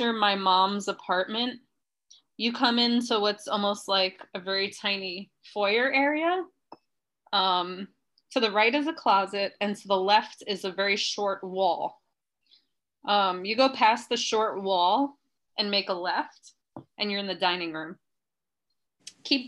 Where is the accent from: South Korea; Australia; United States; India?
United States; New York City, New York; Where I grew up in Queens, everything was built in like the 50s